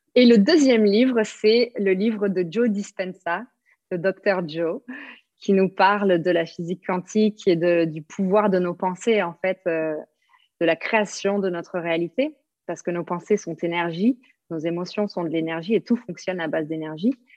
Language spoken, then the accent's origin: French; south-west France, France; moved away as an adult; also born or lived in New Zealand; now in Bali, Indonesia; je viens du sud-ouest de la France, donc on prononce le S